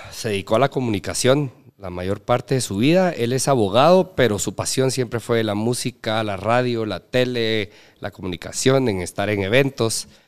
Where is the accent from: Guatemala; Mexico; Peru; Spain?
Guatemala; Petén; Yo soy petenero